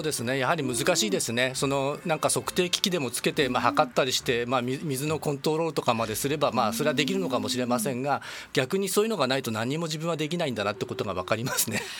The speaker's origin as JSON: {"language": "Japanese", "town": "Yokohama", "region": "Kanagawa", "country": "Japan", "tie": "born or raised there", "also_born_or_lived": "Niigata / Tsukuba", "moved": "as an adult", "said": "横浜出身です"}